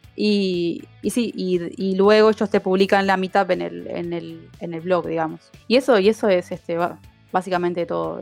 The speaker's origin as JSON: {"language": "Spanish", "country": "Uruguay", "said": "Hoy en Uruguay somos, las mujeres representamos el 30% de la fuerza laboral en IT"}